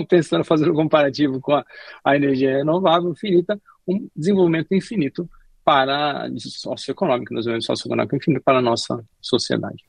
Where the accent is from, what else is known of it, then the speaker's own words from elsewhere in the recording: Brazil; quem melhor conhece o Brasil somos nós, brasileiros